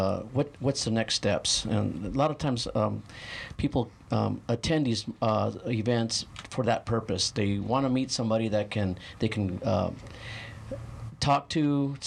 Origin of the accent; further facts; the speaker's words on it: San Manuel, Arizona, United States; It's a little town, just north of here, a little mining town.